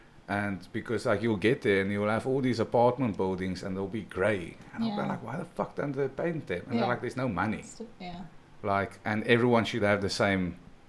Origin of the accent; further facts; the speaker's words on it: South Africa; moved away; also born or lived in Poland; growing up in South Africa